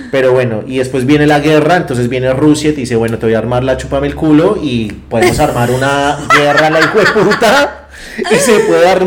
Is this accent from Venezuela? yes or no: no; Colombia